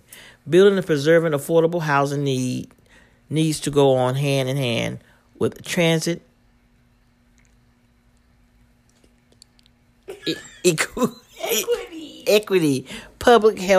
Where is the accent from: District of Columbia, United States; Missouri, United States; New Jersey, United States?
District of Columbia, United States; Washington; my hometown, Southeast